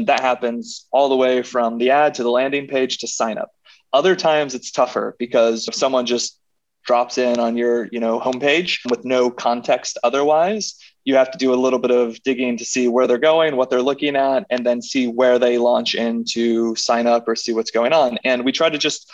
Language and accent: English; Indiana, United States; moved away as an adult; also born or lived in Chicago; now in New York, United States; I'm a Midwestern guy. I grew up in Indiana